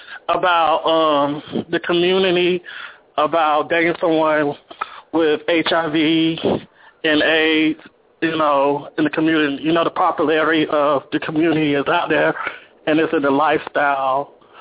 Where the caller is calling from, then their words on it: Las Vegas, Nevada, United States; I'm calling from Los Angeles, Las Vegas, Nevada.